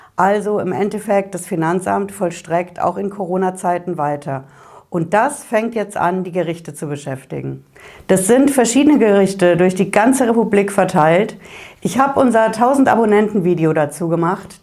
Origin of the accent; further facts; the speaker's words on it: Hesse, Germany; bei uns in Hessen